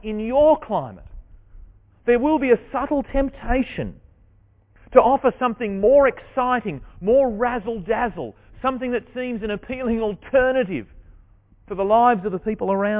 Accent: Deloraine, Tasmania, Australia; I grew up in Deloraine, just down the road here.

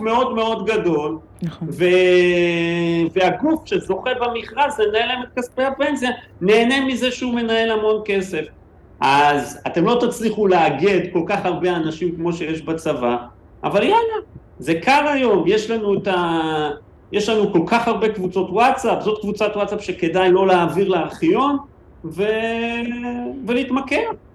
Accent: Israel; אנחנו ישראלים

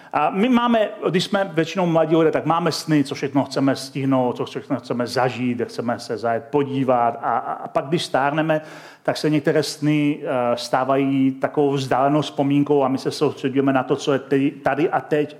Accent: Czechia; also born or lived in Chomutov; my jako Češi

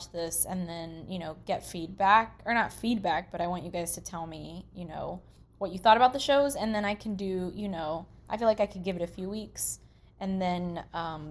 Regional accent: Anchorage, Alaska, United States; I grew up in Anchorage, Alaska.

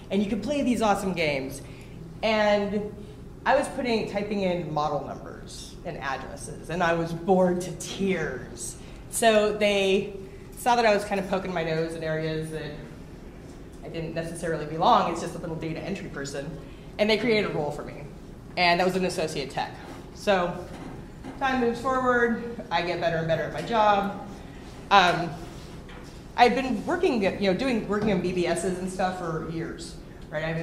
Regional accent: Los Angeles, California, United States; Um, I'm originally from the Los Angeles area, and I went to uh, I was a psych major in college.

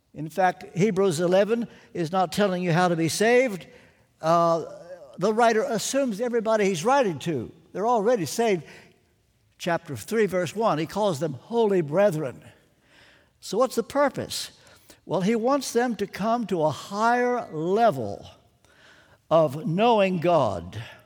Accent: Kentucky, United States; I'm from Kentucky

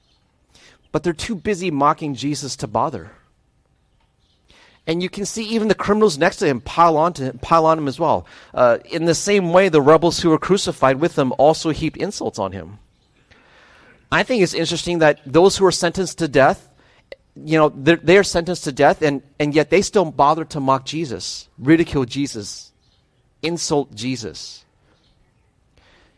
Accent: Midwest, United States; moved away; also born or lived in Ohio / Wisconsin / Michigan; I grew up in the Midwest. I spent most of my time in Ohio and Wisconsin, some short stints in Michigan

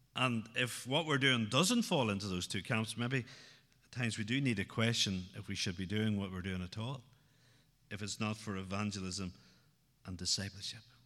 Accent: outside Newry, Northern Ireland, United Kingdom; Growing up outside Newry, uh, the troubles were very much part of my life growing up

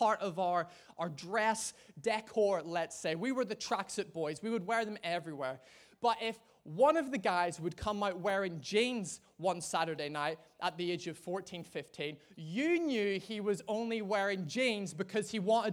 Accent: Ireland; being an Irishman

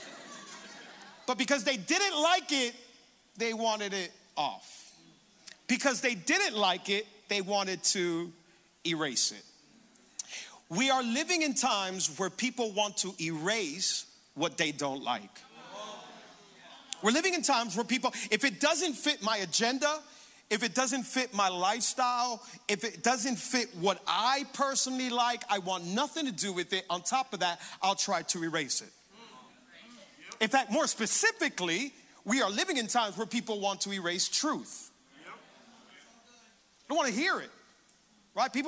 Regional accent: Hialeah, Florida, United States; also born or lived in Cutler Ridge, Florida; I'm originally born and raised in Hialeah

